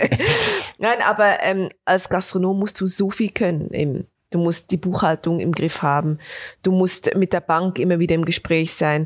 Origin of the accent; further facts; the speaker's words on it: Bernese Oberland, Switzerland; Also ich komme aus dem, aus dem Berner Oberland, also aus den Bergen